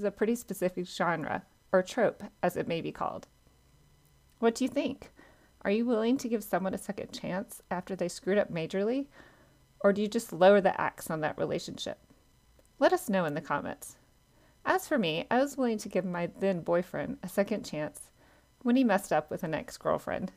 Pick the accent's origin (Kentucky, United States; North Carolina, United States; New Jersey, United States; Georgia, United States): Georgia, United States; South; I grew up in South Georgia in a pecan orchard